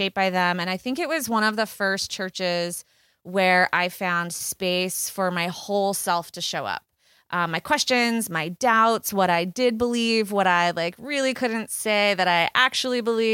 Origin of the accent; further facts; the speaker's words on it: Sacramento, California, United States; moved away as an adult; also born or lived in New Jersey; now in Westchester County, New York, United States; Born and raised in Sacramento, so Northern California